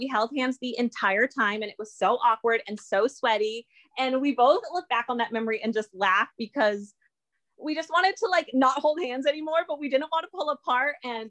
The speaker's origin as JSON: {"language": "English", "area": "Cape Cod", "region": "Massachusetts", "country": "United States", "tie": "born or raised there", "also_born_or_lived": "Pennsylvania / Florida / Virginia", "moved": "yes", "lives_now": "Ohio, United States", "said": "we moved from Virginia where we lived for a year. So for his work, we travel. And I've also was born in Pennsylvania. My husband and I were raised on Cape Cod, Massachusetts. I lived in Florida for over a year."}